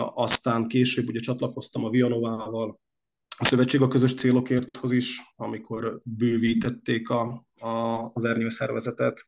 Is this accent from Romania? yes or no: no; Upper Hungary, southern Slovakia, Slovakia; mi a felvidéki magyarság, a mi család családunk azon oldalához, ha úgy tetszik, tartozik